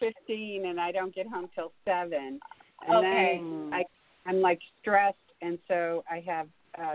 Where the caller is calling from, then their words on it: Maryland, United States; I'm calling from Maryland.